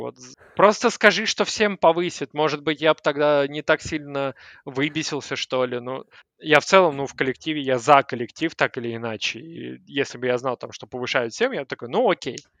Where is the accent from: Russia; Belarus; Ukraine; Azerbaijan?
Russia; Moscow; я москвич, который хочет свалить.